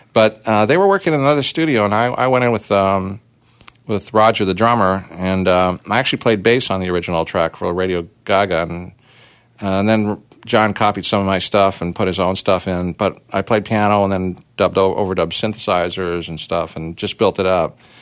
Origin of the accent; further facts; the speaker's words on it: Toronto, Ontario, Canada; we had a riot in Toronto, my hometown